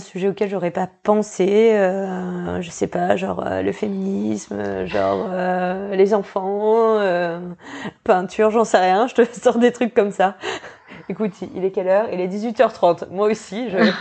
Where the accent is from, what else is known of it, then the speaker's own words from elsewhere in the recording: Normandy, France; now in New Caledonia; je suis même pas locale et je suis normande à la base.